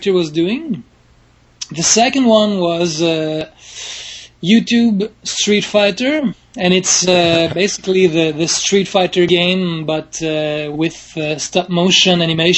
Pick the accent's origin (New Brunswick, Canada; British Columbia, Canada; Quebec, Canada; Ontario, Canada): Quebec, Canada; Montreal; I'm from Montreal, Quebec, Canada